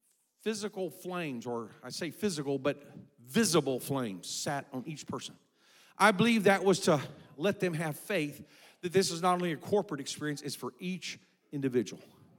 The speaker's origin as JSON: {"language": "English", "country": "South Korea", "tie": "born or raised there", "said": "I was raised in Korea. My parents were missionaries."}